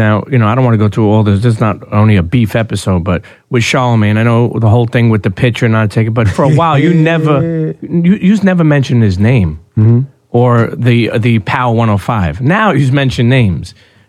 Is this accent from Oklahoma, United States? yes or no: no; New York, United States; As a New Yorker